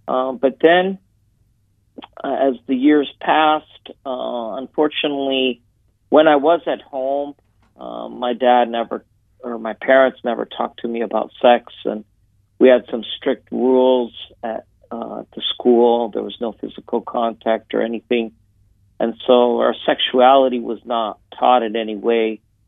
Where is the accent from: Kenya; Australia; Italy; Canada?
Italy; also born or lived in United States; My dad was American, my mom was Canadian, but I was born here in Italy and grew up here.